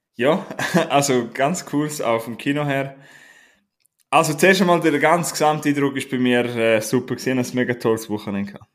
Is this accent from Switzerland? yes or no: yes; Graubünden, Switzerland; Darf man als Bündner Kopf abtrinken?